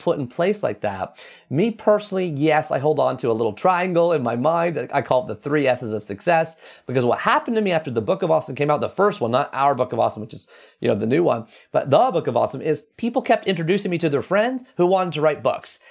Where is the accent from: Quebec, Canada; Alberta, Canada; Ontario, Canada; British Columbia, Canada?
Ontario, Canada; Toronto; I grew up reading in the Toronto Star